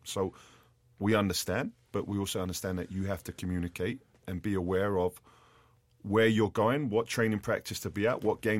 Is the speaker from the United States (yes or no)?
no; London, United Kingdom; I had numerous players that I grew up with in West London that were from broken homes